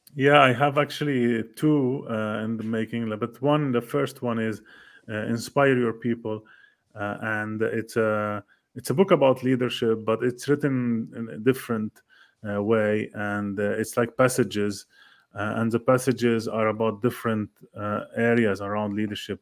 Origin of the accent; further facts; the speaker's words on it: Lebanon; moved away; I'm from Lebanon originally